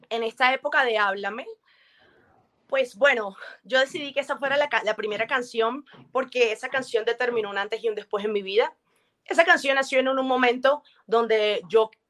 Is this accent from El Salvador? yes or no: no; Colombia; Colombia es una tierra bendecida, una tierra bella, y me encanta mostrar, mostrar todo eso de mi tierra.